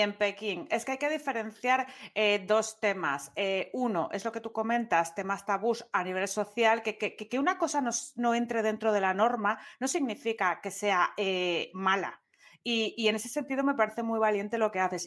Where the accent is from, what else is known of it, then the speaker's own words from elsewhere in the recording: Asturias, Spain; soy de Asturias